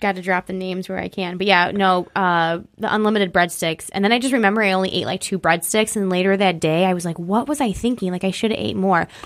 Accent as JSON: {"language": "English", "town": "East Bethany", "region": "New York", "country": "United States", "tie": "born or raised there", "also_born_or_lived": "Batavia, New York / Rochester, New York", "said": "East Bethany, New York is my hometown"}